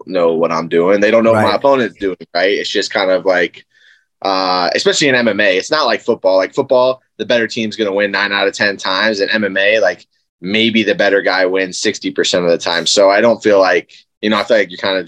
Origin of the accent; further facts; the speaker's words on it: South Carolina, United States; They moved down to South Carolina, and then that's where I was born